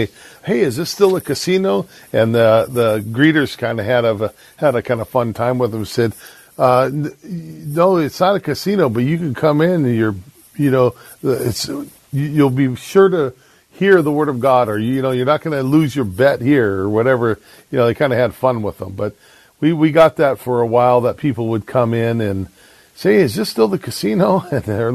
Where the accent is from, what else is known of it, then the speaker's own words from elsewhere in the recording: San Diego, California, United States; moved away as an adult; also born or lived in Vancouver, Washington; now in Longview, United States; I grew up in San Diego